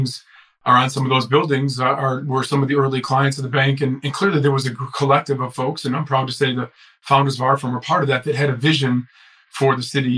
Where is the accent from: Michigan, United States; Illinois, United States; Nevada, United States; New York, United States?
Illinois, United States; Chicago; I'm from Chicago and lived here most of my life, although I've done some stints elsewhere